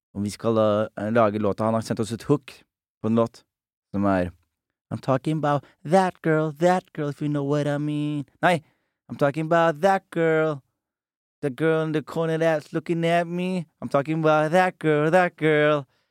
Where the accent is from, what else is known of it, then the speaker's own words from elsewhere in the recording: Norway; jeg er fra Norge